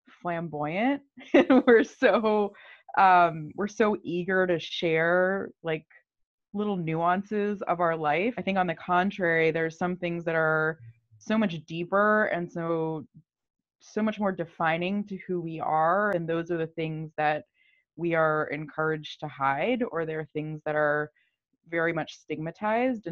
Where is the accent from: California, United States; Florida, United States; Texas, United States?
Florida, United States; Miami; now in New York, United States; I live in New York right now, and I've been in New York for forever. But I grew up in Miami